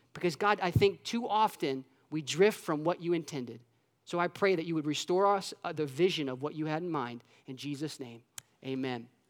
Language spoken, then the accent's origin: English; Orlando, Florida, United States; I grew up in Orlando, Florida